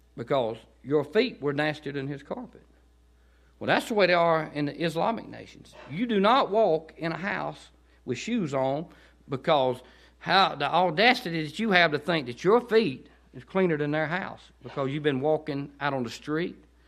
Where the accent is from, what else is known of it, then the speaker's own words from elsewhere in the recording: Chester, Georgia, United States; Growing up in Chester, I don't ever remember hearing the gospel